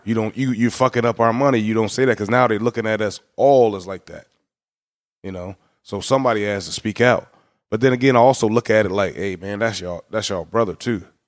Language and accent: English; United States; we as Americans, being an American is actually a privilege